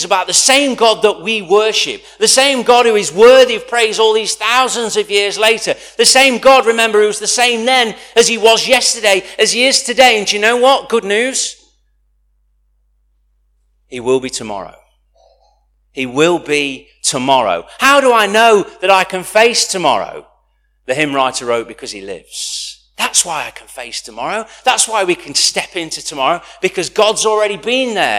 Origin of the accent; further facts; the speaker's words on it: United Kingdom; as a British culture, we hold back